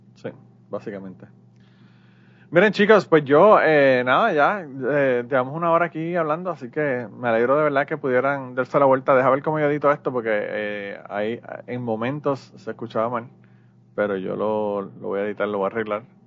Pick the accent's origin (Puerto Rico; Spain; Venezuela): Puerto Rico; now in United States